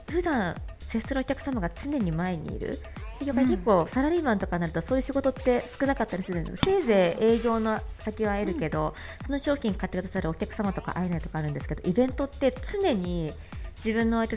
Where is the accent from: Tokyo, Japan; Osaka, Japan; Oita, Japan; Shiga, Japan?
Tokyo, Japan; Shibuya; 私自身が渋谷区出身渋谷区育ちでそうなんですよ、ずっと渋谷にいたんですけど